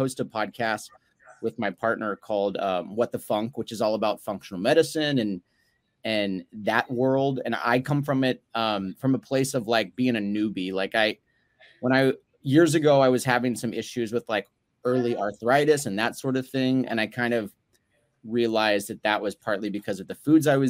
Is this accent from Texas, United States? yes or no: yes; Dallas, Texas, United States; moved away as an adult; now in Los Angeles, United States; I live in LA. I've been out here for about 13 years, but I'm originally from Dallas, Texas.